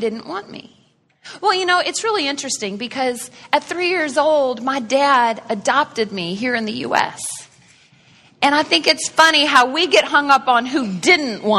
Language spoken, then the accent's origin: English; Canada; I was born in Canada